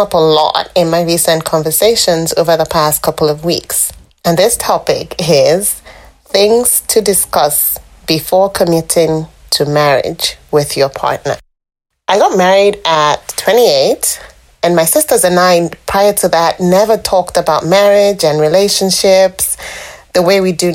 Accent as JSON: {"language": "English", "country": "Nigeria", "moved": "as an adult", "lives_now": "British Columbia, Canada", "said": "I'm a Nigerian currently living in British Columbia, Canada. I moved to Canada 10 years ago from Nigeria"}